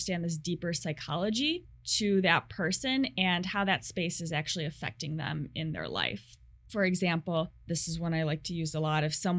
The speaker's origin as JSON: {"language": "English", "town": "St. Charles", "region": "Illinois", "country": "United States", "tie": "born or raised there", "moved": "as an adult", "lives_now": "Seattle, United States", "said": "So I say Chicago to everyone, but it's actually a suburb. Unless you're from Chicago, you don't know the suburbs. So I come from a Chicago suburb."}